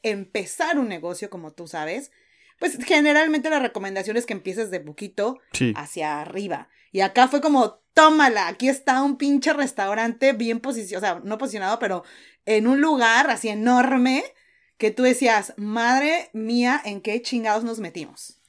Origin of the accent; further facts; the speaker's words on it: Mexico; moved away as an adult; now in New Zealand; como mexicana o latina